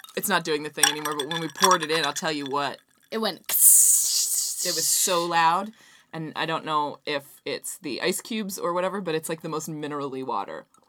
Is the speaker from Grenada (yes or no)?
no; Canada; I'm from Canada